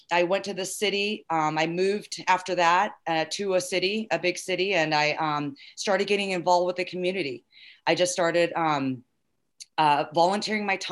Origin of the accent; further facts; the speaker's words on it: Southern California, United States; I grew up in SoCal